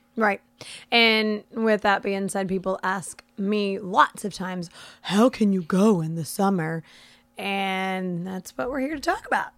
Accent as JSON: {"language": "English", "region": "Florida", "country": "United States", "tie": "born or raised there", "said": "I've lived in Florida my entire life"}